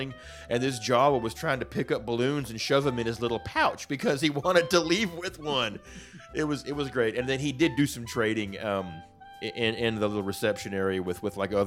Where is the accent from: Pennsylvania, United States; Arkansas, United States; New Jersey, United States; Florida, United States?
Arkansas, United States; I'm from Arkansas.